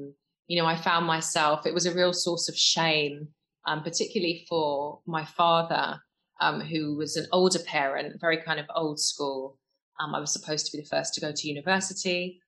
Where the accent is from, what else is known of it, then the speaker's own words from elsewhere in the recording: London, United Kingdom; I grew up in West London in a council estate with my mum and dad and my two brothers. Dad, Jamaican, came over in the Windrush years. Mum, English.